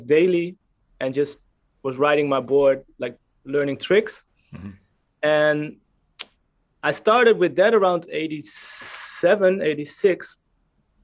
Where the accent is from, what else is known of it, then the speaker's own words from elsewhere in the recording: Amstelveen, North Holland, Netherlands; in the neighborhood we lived, I'm from Amstelveen, which is close to Amsterdam, Amsterdam